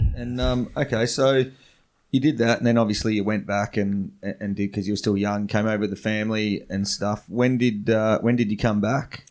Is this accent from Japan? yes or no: no; Western Australia, Australia; I grew up in West Australia